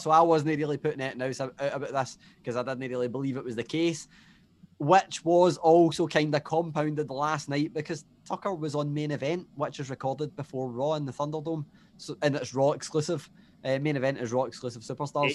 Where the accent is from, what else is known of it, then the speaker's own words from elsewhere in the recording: Scotland, United Kingdom; I'm from Scotland